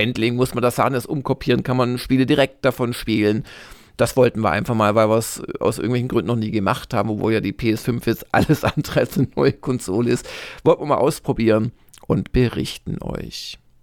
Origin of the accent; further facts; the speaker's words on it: Swabia, Germany; also ich bin ja Schwabe